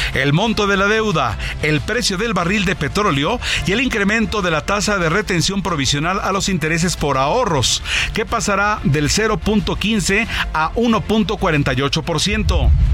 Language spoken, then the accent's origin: Spanish; Mexico